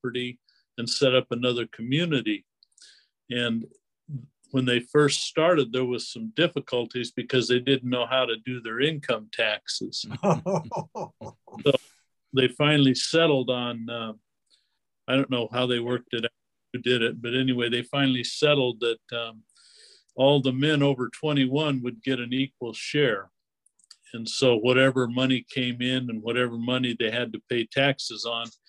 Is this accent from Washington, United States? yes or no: yes; Spokane, Washington, United States; now in Oregon, United States; I grew up in Spokane, Washington